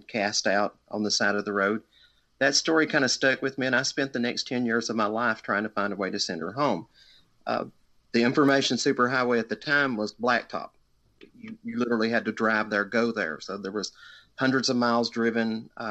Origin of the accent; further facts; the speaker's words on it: Livingston, Tennessee, United States; I am actually on the same property that I lived on when my parents gave birth to me here in Livingston, Tennessee. I live within the same. For 46 years now